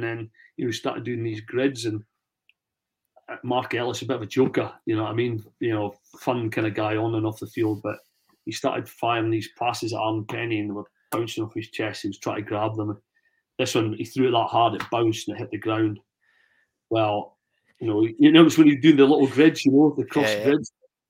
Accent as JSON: {"language": "English", "region": "Scotland", "country": "United Kingdom", "said": "oh, that's, you know, that accent's, where are you from? So I'm over for Scotland. I'm going to play."}